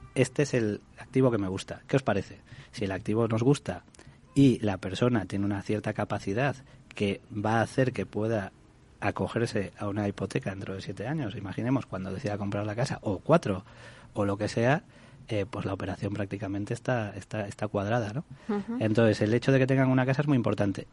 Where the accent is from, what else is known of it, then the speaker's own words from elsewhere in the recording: Galicia, Spain; yo, soy de Galicia